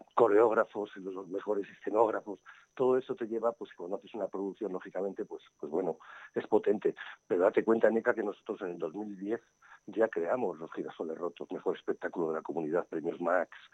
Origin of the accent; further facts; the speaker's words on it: Burgos, Castile and León, Spain; yo soy de Burgos y la compañía es de Burgos